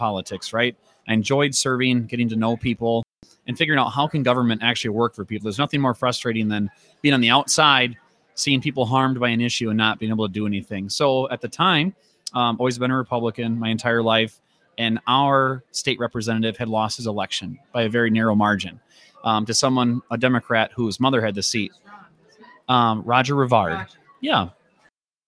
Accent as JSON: {"language": "English", "town": "Rice Lake", "region": "Wisconsin", "country": "United States", "said": "I'm from Rice Lake"}